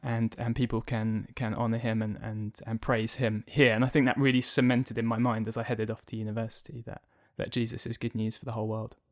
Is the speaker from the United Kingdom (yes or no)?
yes; Tunbridge Wells, South East England, United Kingdom; also born or lived in Ipswich, Suffolk; I was born in Ipswich in Suffolk, but since I was four years old, uh, I've lived in the town of Tunbridge Wells here